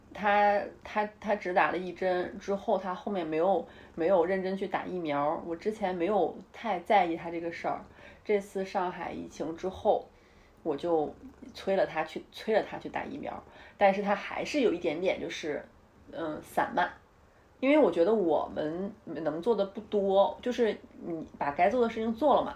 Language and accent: Chinese; Northeast China, China; now in Beijing, China; 我们东北，我们东北老家吃米吃面